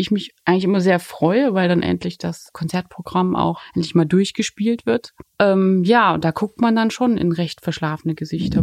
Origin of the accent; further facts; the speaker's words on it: Dresden, Saxony, Germany; moved away; ich komme mal aus Dresden